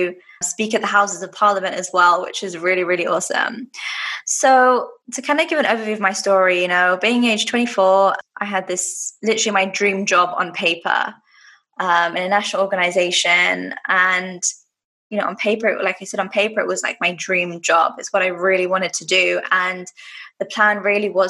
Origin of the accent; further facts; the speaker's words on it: London, United Kingdom; now in Dubai, United Arab Emirates; I'm originally from London and now living in Dubai in the UAE.